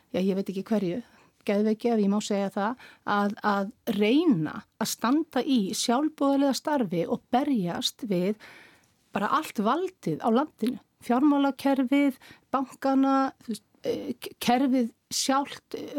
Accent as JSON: {"language": "Icelandic", "country": "Iceland", "said": "við sem Íslendingar og við sem þjóð"}